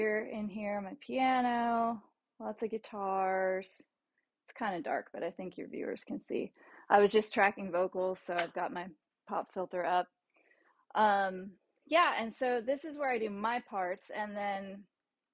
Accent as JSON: {"language": "English", "region": "Florida", "country": "United States"}